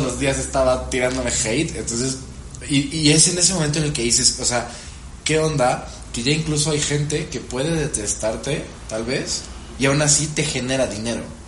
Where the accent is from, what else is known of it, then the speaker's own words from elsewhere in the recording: Veracruz, Mexico; Yo soy de Veracruz